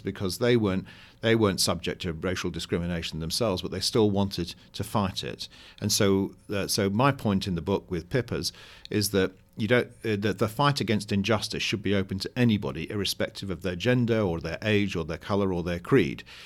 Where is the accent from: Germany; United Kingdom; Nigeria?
United Kingdom; now in United States; I'm a Brit living in America